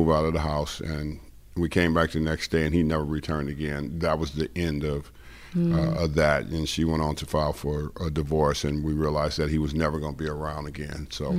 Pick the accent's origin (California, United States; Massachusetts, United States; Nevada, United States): California, United States; Los Angeles; I grew up in South Central L.A. and went to Crenshaw High, and I played sports